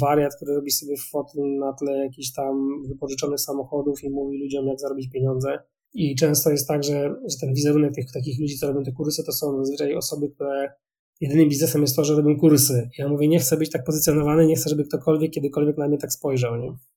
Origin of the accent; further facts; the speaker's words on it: Wrocław, Lower Silesian Voivodeship, Poland; jestem z Wrocławia, ja rozmawiam teraz z Wrocławia